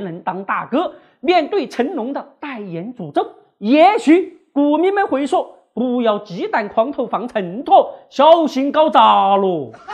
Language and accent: Chinese; Sichuan, China; moved away; 我们四川老家呀